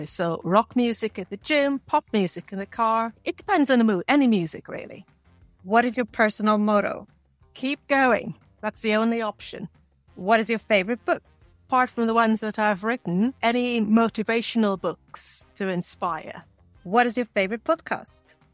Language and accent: English; Guyana; also born or lived in Bahamas / England; In three countries Guyana, the Bahamas, and England.